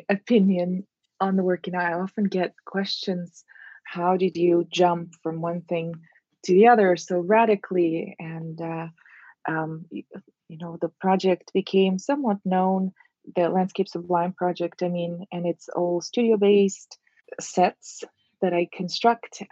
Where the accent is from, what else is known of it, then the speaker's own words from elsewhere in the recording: Russia; moved away as an adult; also born or lived in Moscow, Russia; now in Miami, United States; I grew up in Russia